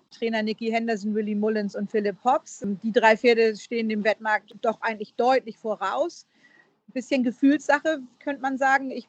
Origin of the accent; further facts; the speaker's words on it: Northern England, United Kingdom; accent: northern English; Ich habe ja einen nordenglischen Akzent.